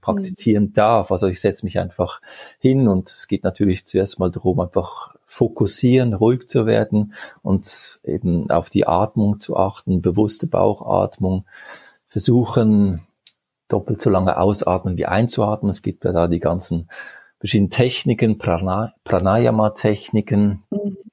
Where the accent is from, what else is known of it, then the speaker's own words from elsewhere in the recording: Geneva, Switzerland; also born or lived in Basel; ich bin in der Schweiz geboren und aufgewachsen